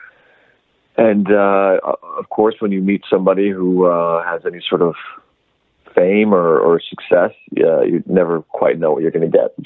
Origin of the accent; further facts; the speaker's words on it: Canada; I'm from Canada, so we got a bit of a different weather situation happening up there